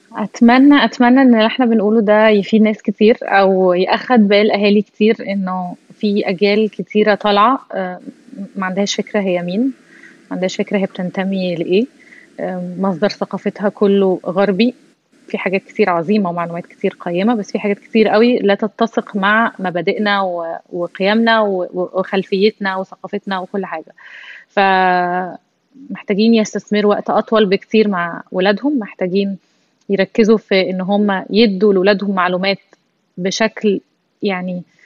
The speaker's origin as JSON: {"language": "Arabic", "country": "Egypt", "said": "احنا كمصريين"}